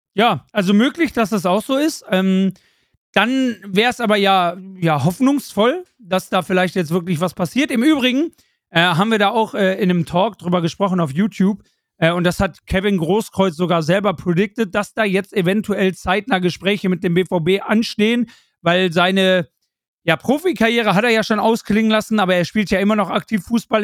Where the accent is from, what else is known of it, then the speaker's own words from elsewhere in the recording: Germany; ich als Deutscher